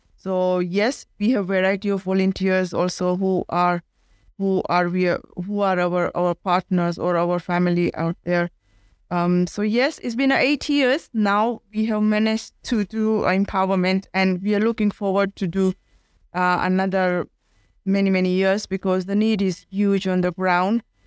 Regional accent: India; now in Kenya; I am from India and I am in Kenya

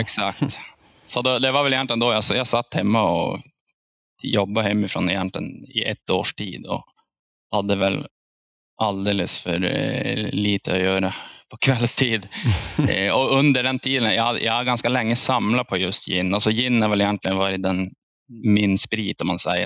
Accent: Piteå, Norrbotten County, Sweden; jag är från Piteå

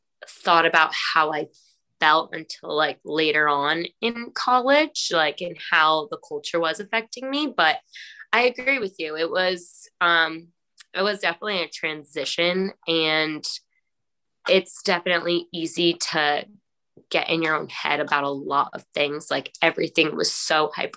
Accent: Mashpee, Massachusetts, United States; I'm from Mashpee.

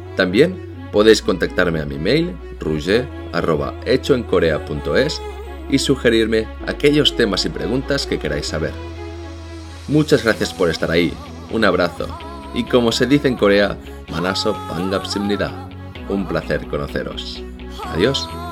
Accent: Barcelona, Catalonia, Spain; moved away as an adult; now in South Korea; soy de Barcelona y llevo desde el 2014 en este país

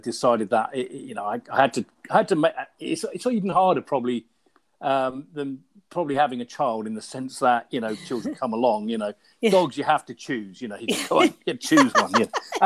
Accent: Somerset, South West England, United Kingdom; also born or lived in London; now in Ealing, United Kingdom; I grew up in Somerset and had an Irish Setter growing up

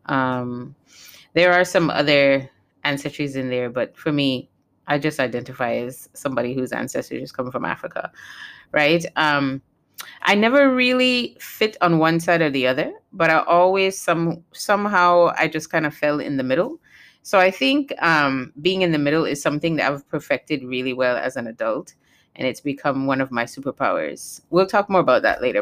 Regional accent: U.S. Virgin Islands; also born or lived in Saint Kitts and Nevis (parents' country); Saint Croix is where I was born and raised

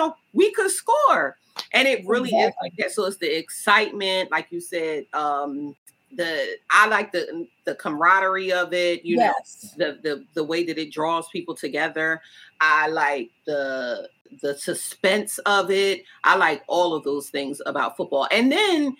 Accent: close to Philadelphia, New Jersey, United States; moved away; I'm from close to Philadelphia. You know, I'm from New Jersey. I'm from close to Philadelphia.

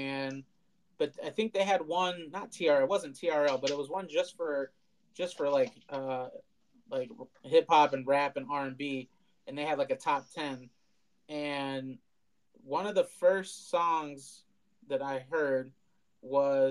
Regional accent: Milwaukee, Wisconsin, United States; We're from Milwaukee

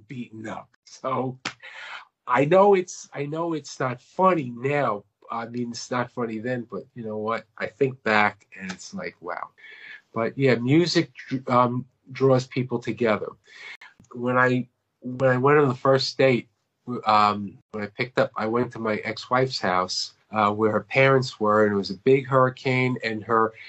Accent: Long Island, New York, United States; moved away as an adult; now in Myrtle Beach, United States; I'm from Long Island, New York, born and raised

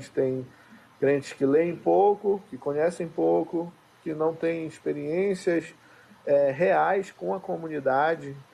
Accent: Amapá, Brazil; Mas, eu sou aqui do Amapá, um pé de Belém.

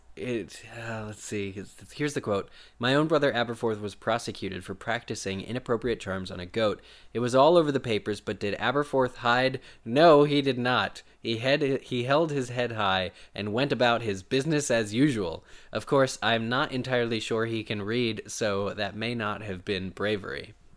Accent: Pennsylvania, United States; it's my home state, too

